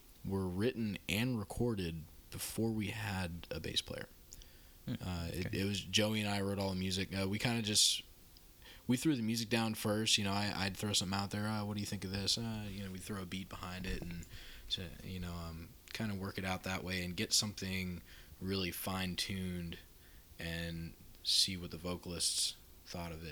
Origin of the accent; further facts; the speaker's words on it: Florida, United States; also born or lived in Georgia; now in San Antonio, United States; I'm from Florida originally, and I played in a couple bands there